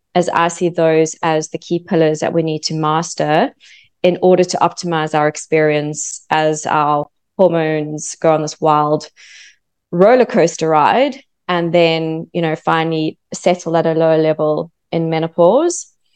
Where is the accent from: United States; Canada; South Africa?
South Africa; moved away as an adult; also born or lived in London; now in Australia; I'm actually from South Africa. So from South Africa, moved to London